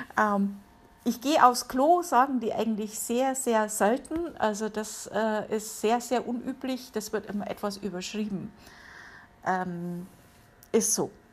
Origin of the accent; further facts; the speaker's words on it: Germany; now in United States; bei uns in Deutschland